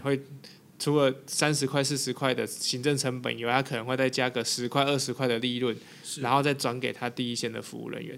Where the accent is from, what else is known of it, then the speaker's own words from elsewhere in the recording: Taiwan; 我们台湾人